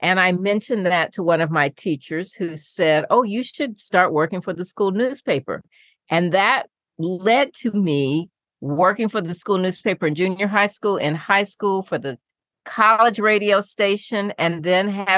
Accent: Indianapolis, Indiana, United States; I grew up in Indianapolis

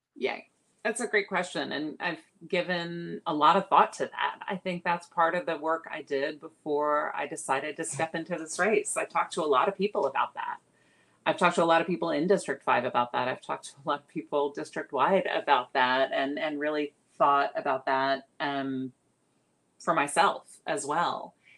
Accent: San Antonio, Texas, United States; also born or lived in New York; now in Austin, United States; I grew up mostly in San Antonio. I moved there when I was six. Uh, so San Antonio is my home, um, childhood home

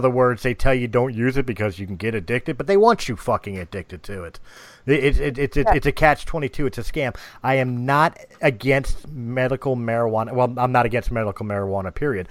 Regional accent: United States; I'm from the United States

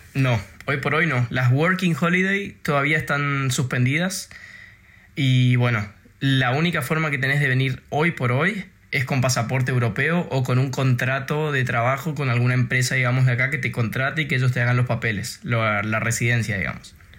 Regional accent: Argentina; now in Denmark; yo soy argentino

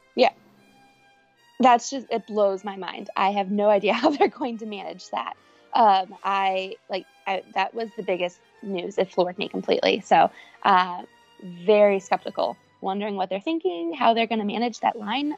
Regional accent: Cincinnati, Ohio, United States; I am from Cincinnati, Ohio

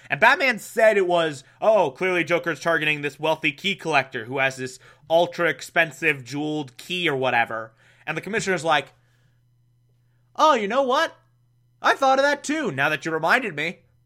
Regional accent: Scotland, United Kingdom; I'm Scottish

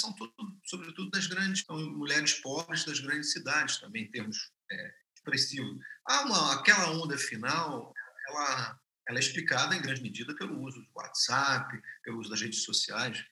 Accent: Rio de Janeiro, Brazil; eu sou carioca

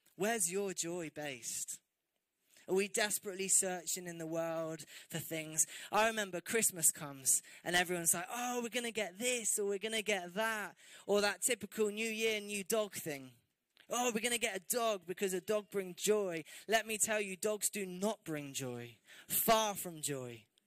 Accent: England, United Kingdom; especially as English people

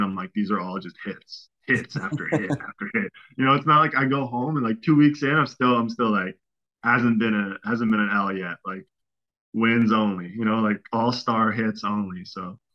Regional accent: Amsterdam, North Holland, Netherlands; moved away as an adult; now in Germany; I'm from Amsterdam. So I just get to live with my parents

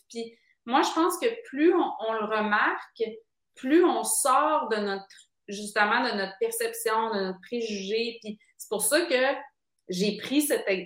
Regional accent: Quebec City, Quebec, Canada; moved away as an adult; now in Montreal, Canada; quand je suis arrivée à Montréal, tu sais, moi, je viens de Québec

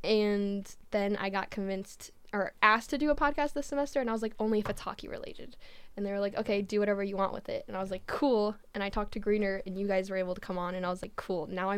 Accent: Las Vegas, Nevada, United States; I am from Vegas. Okay, true. Born and raised.

